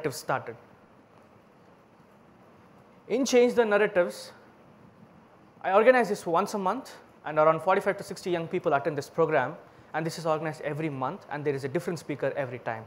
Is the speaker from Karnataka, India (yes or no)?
yes; Bangalore, Karnataka, India; English is a second language; I'm from Bangalore, India